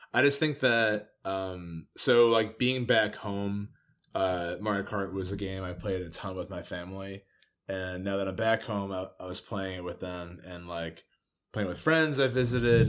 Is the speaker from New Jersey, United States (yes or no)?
yes; New Jersey, United States; moved away; we're from Jersey